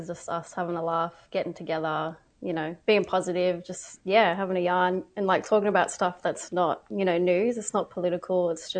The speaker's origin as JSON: {"language": "English", "town": "Sydney", "region": "New South Wales", "country": "Australia", "tie": "born or raised there", "moved": "as an adult", "lives_now": "Brisbane, Australia", "said": "my mobs are Waka Waka and Ewan, also got family ties to Dungari and Mirapai as well. I'm based up in Brisbane at the moment, but I'm from Sydney, born in Sydney."}